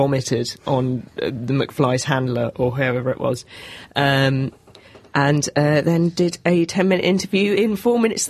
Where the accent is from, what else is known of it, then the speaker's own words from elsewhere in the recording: near Reading, South East England, United Kingdom; I grew up near Reading